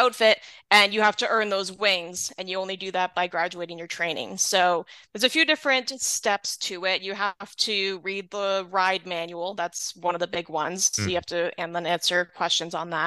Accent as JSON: {"language": "English", "region": "Southern Ontario", "country": "Canada", "said": "I'm from Southern Ontario"}